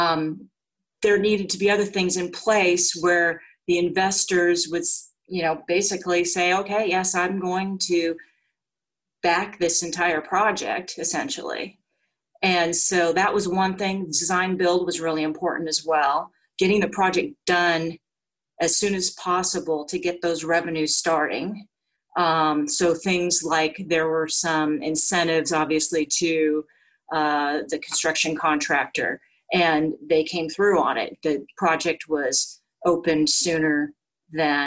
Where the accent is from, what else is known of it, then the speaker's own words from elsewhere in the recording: Orange County, California, United States; I grew up in Orange County